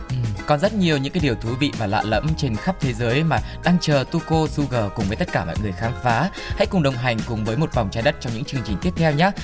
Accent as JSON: {"language": "Vietnamese", "country": "Vietnam", "said": "mình người Việt"}